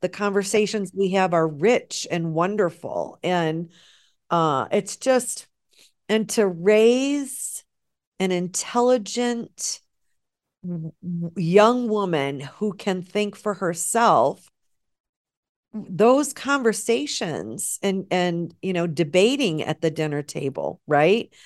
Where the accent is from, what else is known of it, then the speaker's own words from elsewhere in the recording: United States; as American women